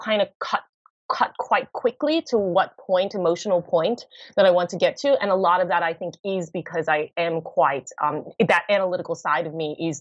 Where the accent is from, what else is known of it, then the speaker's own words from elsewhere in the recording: United States; being American myself and having, you know, grew up in the States, having that acknowledgement from my home country